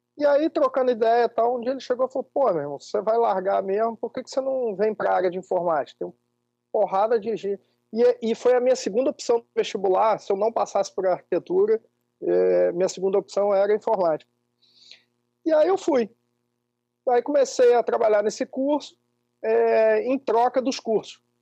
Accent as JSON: {"language": "Portuguese", "region": "interior of Espírito Santo", "country": "Brazil", "tie": "born or raised there", "also_born_or_lived": "Rio de Janeiro", "said": "eu nasci no Rio e fui com cinco anos eu vim morar numa cidade do interior do Espírito Santo, uma cidadezinha de 30 mil habitantes e fui criado aqui"}